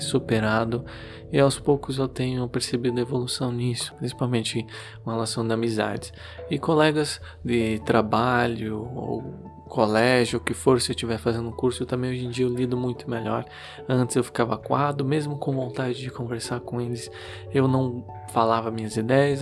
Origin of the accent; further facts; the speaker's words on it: Curitiba, Paraná, Brazil; eu sou de Curitiba